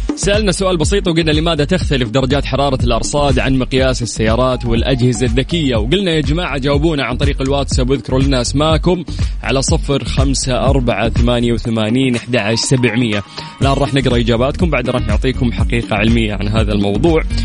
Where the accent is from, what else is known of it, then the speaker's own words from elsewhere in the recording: Saudi Arabia; عندنا في السعودية